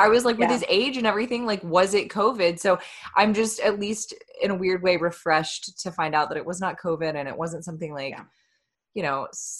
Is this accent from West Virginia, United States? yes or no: no; Florida, United States; moved away; so I'm from Florida, back in my Florida days